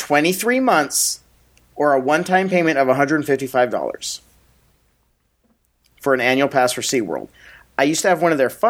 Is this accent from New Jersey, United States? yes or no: no; San Diego, California, United States; growing up in San Diego